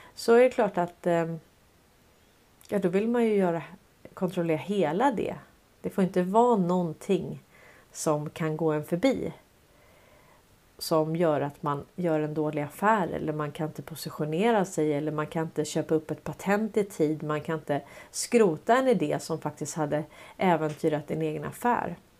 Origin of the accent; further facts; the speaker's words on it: Sweden; som svenskar